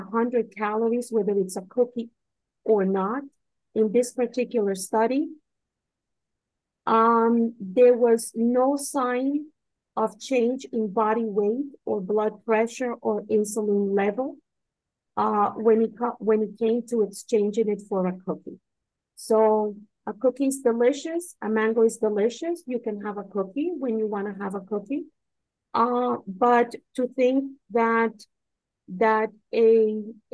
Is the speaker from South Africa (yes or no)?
no; Caribbean coast, Colombia; I'm not from Medellin, I'm from the coast, and the cuisine is completely different.